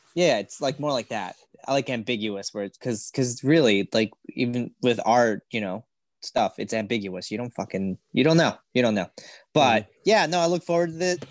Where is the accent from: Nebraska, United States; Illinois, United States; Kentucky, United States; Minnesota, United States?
Illinois, United States; Chicago; we're from Chicago